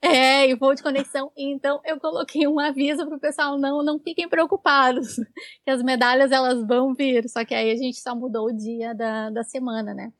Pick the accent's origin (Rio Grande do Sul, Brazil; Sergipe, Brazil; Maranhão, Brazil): Rio Grande do Sul, Brazil; Porto Alegre; eu sou de Porto Alegre